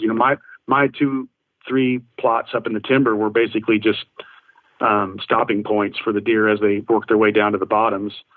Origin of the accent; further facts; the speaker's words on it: Indiana, United States; my home state of Indiana